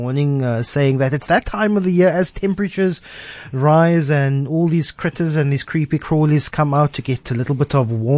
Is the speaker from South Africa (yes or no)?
yes; Cape Town, Western Cape, South Africa; I grew up in the South Peninsula. I've lots of open fields there around Princess Flay